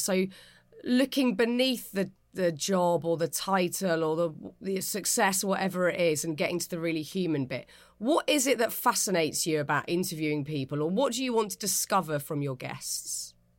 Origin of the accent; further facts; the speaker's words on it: Pinner, London, United Kingdom; we're both from Pinner